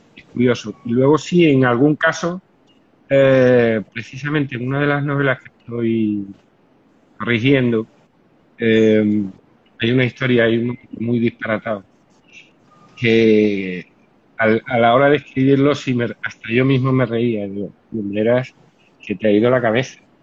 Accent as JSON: {"language": "Spanish", "town": "Cáceres", "region": "Extremadura", "country": "Spain", "tie": "born or raised there", "moved": "yes", "lives_now": "Seville, Spain", "said": "yo soy de Cáceres, no vivo en Sevilla, pero soy de Cáceres."}